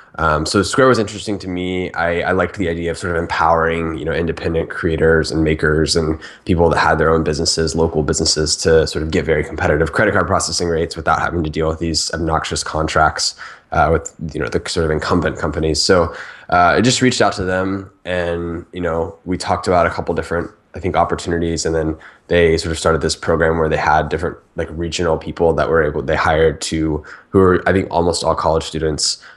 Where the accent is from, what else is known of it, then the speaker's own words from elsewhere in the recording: Orlando, Florida, United States; moved away as an adult; now in San Francisco, United States; I'm from Orlando, Florida. Uh, grew up there